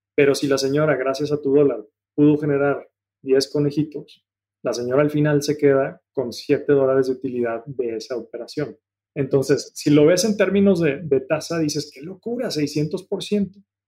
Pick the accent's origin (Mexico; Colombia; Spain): Mexico; moved away as an adult; also born or lived in Germany; a ti y a mí nos tocó afortunadamente crecer en un México de muchas oportunidades